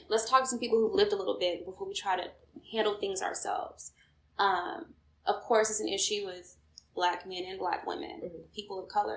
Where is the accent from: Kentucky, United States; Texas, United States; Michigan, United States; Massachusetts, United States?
Texas, United States; Houston; now in Atlanta, United States; I'm originally from Houston, Texas, but I do currently reside in ATL, Georgia